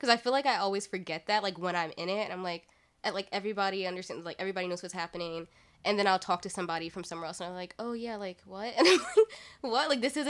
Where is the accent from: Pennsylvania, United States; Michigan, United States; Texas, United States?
Pennsylvania, United States; Philadelphia; So deep in my heart, I feel like I'm a Southern girl at heart, but I live in a big city. I grew up in Philly